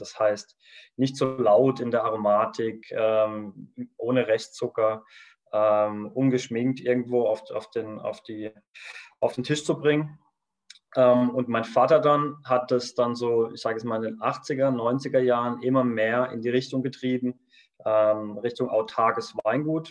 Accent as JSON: {"language": "German", "area": "Kaiserstuhl", "region": "Baden-Württemberg", "country": "Germany", "said": "wir kommen vom Kaiserstuhl, das heißt, wir sind ganz aus dem Süden, Südbaden"}